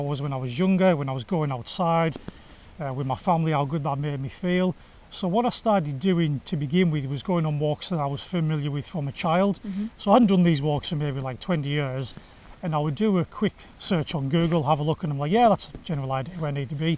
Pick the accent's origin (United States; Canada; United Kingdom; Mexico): United Kingdom; Egremont, North West England; I grew up in Egremont in West Cumbria